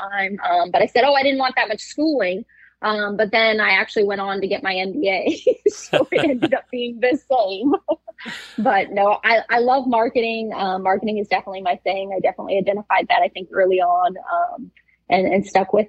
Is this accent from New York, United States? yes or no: no; Pahoa, Hawaii, United States; born or raised there; moved away; also born or lived in Massachusetts / Oahu, Hawaii